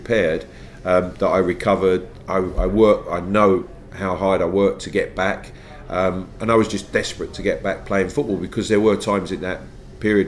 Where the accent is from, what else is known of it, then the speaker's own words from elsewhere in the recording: London, United Kingdom; I lived in and around the football club at Queen's Park Rangers growing up.